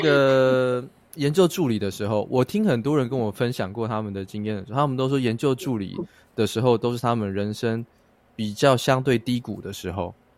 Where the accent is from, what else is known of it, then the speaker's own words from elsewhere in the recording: Taiwan; 也许我们台湾人，每一个人都卧虎藏龙